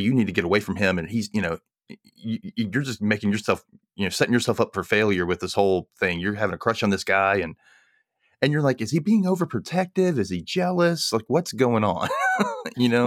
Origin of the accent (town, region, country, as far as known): United States